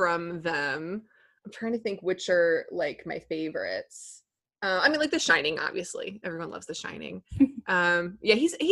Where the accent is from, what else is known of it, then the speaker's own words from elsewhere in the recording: Texas, United States; now in Brooklyn, United States; I'm originally from Texas